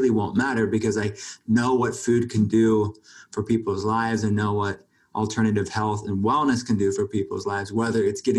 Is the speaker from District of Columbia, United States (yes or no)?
no; Pittsburgh, Pennsylvania, United States; I grew up a little bit different than most kids, and I grew up outside of Pittsburgh, Pennsylvania, in the country